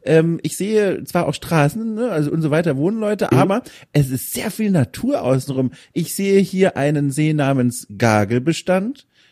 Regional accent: Southern Germany, Germany; moved away; ich komme aus Süddeutschland ursprünglich

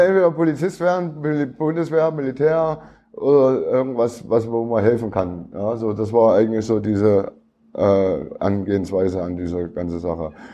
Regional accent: Leipzig, Saxony, Germany; Ich bin Plagwitz, Leipzig-Plagwitz. Bin ich äh, groß geworden

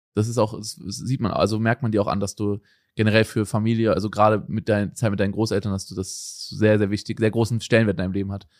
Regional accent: Germany; moved away as an adult; now in Portugal; Bei mir war es früher in Deutschland so, also wo ich aufgewachsen bin, haben wir abends die Geschenke ausgepackt

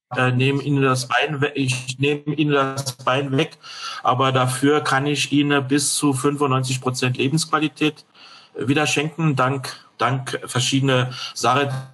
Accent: France; German is a second language; moved away as an adult; now in Germany; gebürtiger Franzose, lebe seit 1984 in Deutschland

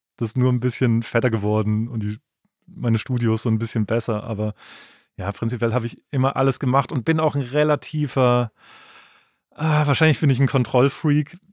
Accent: Freiburg, Baden-Württemberg, Germany; in Freiburg, wo ich herkomme

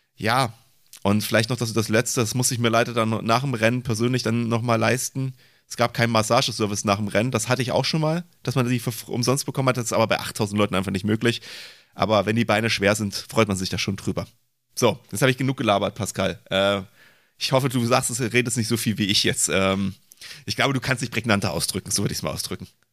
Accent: Leipzig, Saxony, Germany; ich komme ja aus Leipzig

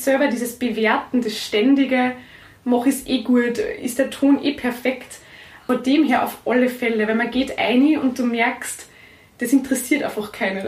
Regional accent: Kirchberg an der Pielach, Lower Austria, Austria; bei uns in Niederösterreich, also jetzt da in meinem Heimatort

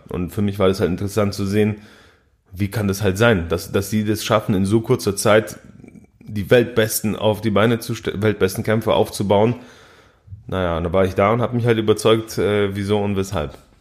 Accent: Balingen, Baden-Württemberg, Germany; Ich komme ja aus Balingen, das ist ein kleines Städtchen in der schwäbischen Provinz.

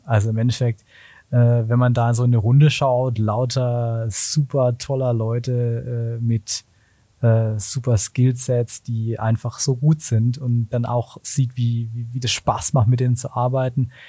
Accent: Black Forest, Kinzig Valley, Baden-Württemberg, Germany; ich komme ursprünglich aus dem Schwarzwald, aus dem Kinzigtal, wirklich aus einem kleinen Dorf

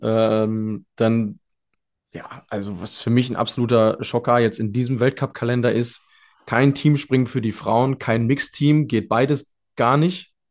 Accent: Germany; als Deutscher

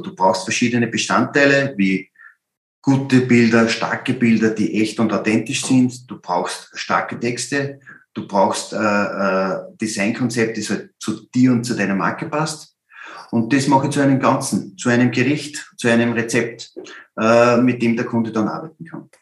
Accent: Upper Austria, Austria; als Oberösterreicher

